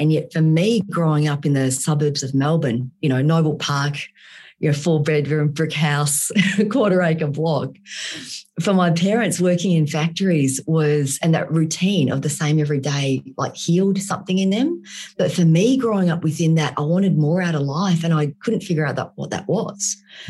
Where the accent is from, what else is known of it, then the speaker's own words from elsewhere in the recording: Vietnam; born there; moved away; So I was born in Vietnam and I was born in post-war Vietnam.